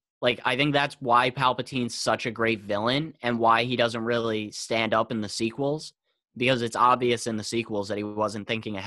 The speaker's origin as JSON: {"language": "English", "town": "New York City", "region": "New York", "country": "United States", "said": "I'm from New York City"}